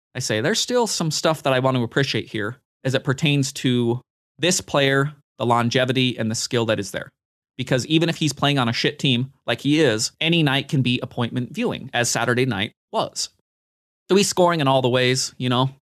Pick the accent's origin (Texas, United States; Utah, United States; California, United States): Utah, United States; I grew up in Utah